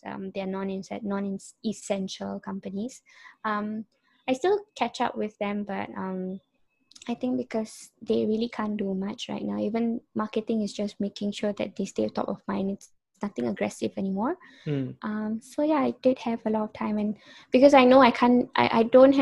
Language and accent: English; Brunei; also born or lived in Singapore / Malaysia; born in Singapore, raised in Brunei and Malaysian citizen